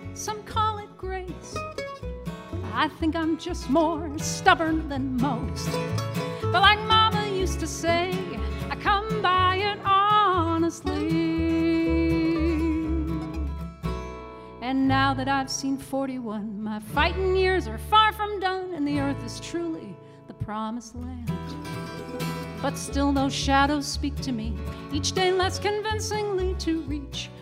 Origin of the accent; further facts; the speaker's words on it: Mount Washington Valley, New Hampshire, United States; we are from the Mount Washington Valley, right on the Maine New Hampshire border.